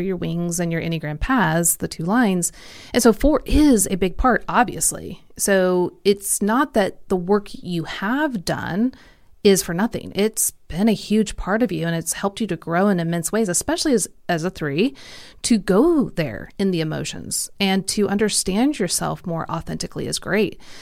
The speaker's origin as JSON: {"language": "English", "town": "Kansas City", "country": "United States", "tie": "born or raised there", "accent": "Midwestern", "said": "I grew up in Kansas City, so it's very Mid, Midwestern accent"}